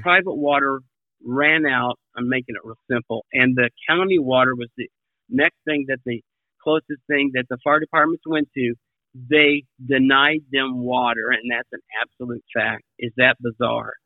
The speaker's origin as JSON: {"language": "English", "region": "Kansas", "country": "United States", "tie": "born or raised there", "moved": "yes", "lives_now": "Hawaii, United States", "said": "I grew up in Kansas"}